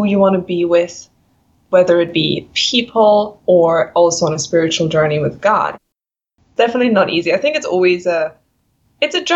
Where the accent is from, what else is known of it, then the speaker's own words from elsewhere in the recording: Germany; moved away as an adult; also born or lived in Williams Lake, Canada; I'm from Germany